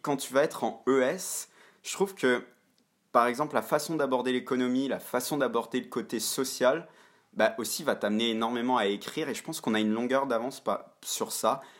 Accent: Montreal, Quebec, Canada; je suis passé par le système français à Montréal. Donc, j'ai fait mon lycée

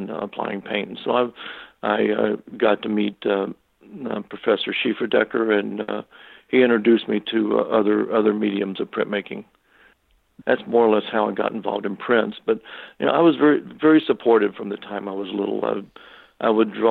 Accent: Kentucky, United States; moved away as an adult; now in New York, United States; I'm originally from Kentucky, and I came to New York in the early 70s to go to graduate school

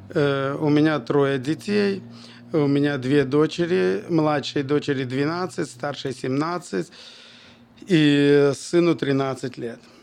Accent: Bobruisk, Mogilev Region, Belarus; also born or lived in Kazakhstan / Kyrgyzstan; с четвёртого по десятый класс я учился в Бобруйске и, в принципе, там закончил школу

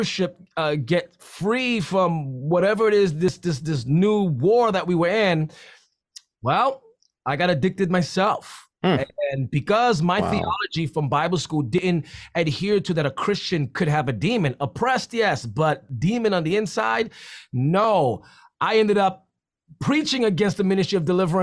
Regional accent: New York City, New York, United States; I'm from the Bronx, so we're always living in the extremes

